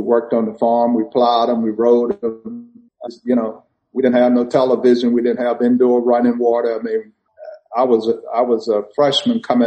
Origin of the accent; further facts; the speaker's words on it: Vidalia, Georgia, United States; I grew up on a farm in Vidalia, Georgia, and we still have that farm today.